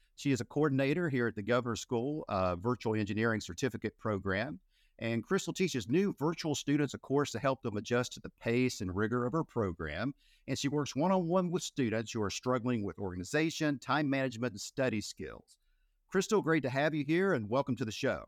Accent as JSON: {"language": "English", "region": "Appalachia", "country": "United States", "said": "I'm from Appalachia"}